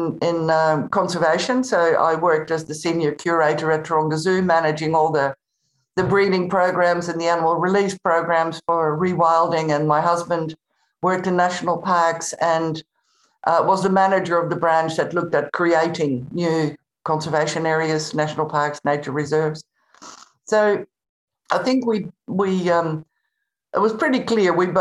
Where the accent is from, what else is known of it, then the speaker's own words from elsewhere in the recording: Netherlands; moved away as an adult; also born or lived in Spain; I was born in the Netherlands, in Holland, and I moved to Spain when I was 18.